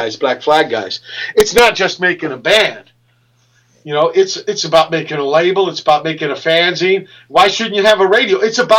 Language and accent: English; Virginia, United States; You know, when I came from Virginia, all I knew was Pedro guys.